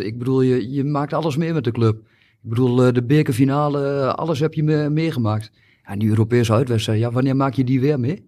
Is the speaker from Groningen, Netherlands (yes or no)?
no; Almelo, Overijssel, Netherlands; ik ben 50 jaar, geboren en getogen in Almelo.